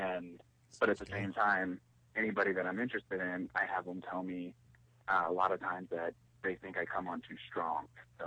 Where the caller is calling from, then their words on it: Denver, Colorado, United States; Hi, it's … from Denver.